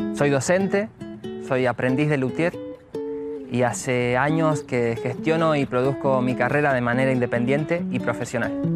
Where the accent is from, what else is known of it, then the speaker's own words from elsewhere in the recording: Villa Tulumaya, Mendoza, Argentina; Soy músico de la provincia de Mendoza, que pertenece a la región de Cuyo. Soy de La Valle, Villa Tulumaya